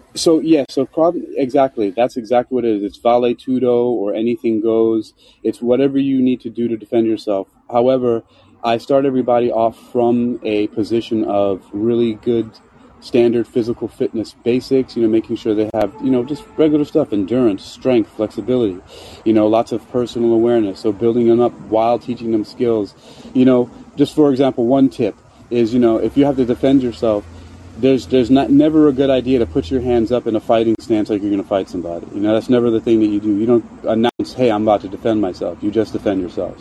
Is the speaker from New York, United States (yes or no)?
yes; New York City, New York, United States; moved away; also born or lived in Bronx, New York; I was born in Queens, New York, in Jamaica, in Queen, uh, Queens Hospital. I lived in Jamaica, Queens, and then the Bronx